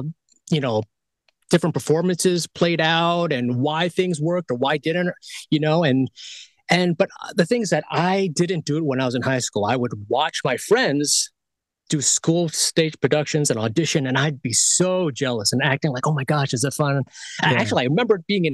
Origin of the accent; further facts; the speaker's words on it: New York City, New York, United States; I was born in born and raised in Queens, New York. So I'm from the East Coast